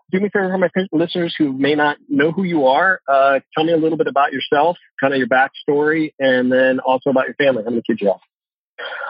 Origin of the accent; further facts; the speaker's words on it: Santa Margarita, California, United States; also born or lived in San Luis Obispo, California / Atascadero, California; that's where I'm from. I grew up there.